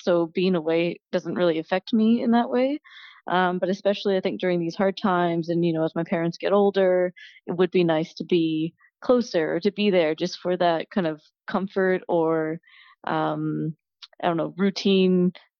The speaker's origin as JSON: {"language": "English", "region": "Ontario", "country": "Canada", "said": "Just outside Toronto."}